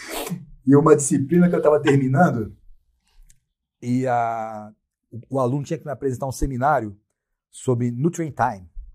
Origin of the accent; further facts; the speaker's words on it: Brazil; sou brasileiro